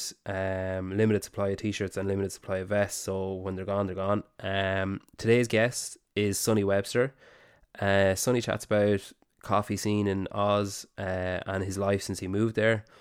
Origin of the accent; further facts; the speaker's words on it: Ireland; I'm Irish.